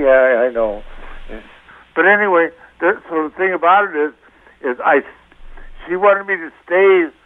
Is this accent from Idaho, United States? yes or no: no; West Virginia, United States; So actually, like I said, my folks, I'm originally from West Virginia. My folks are from, West Virginia. Came to Connecticut in the early 60s